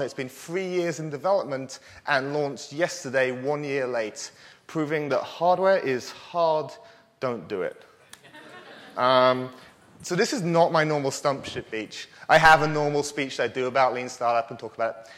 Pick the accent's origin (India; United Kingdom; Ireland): United Kingdom; I am British